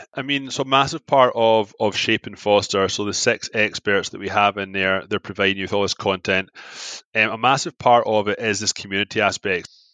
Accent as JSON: {"language": "English", "town": "Glasgow", "region": "Scotland", "country": "United Kingdom", "tie": "born or raised there", "moved": "as an adult", "lives_now": "Toronto, Canada", "said": "I'm from Glasgow. Glasgow's the heart disease capital of Europe. I get brought up in fried foods"}